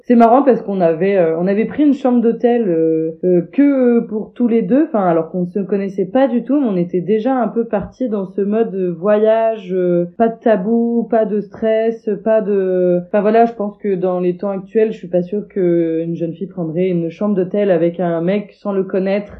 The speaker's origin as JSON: {"language": "French", "region": "Normandy", "country": "France", "said": "je suis normande, je vis en Normandie"}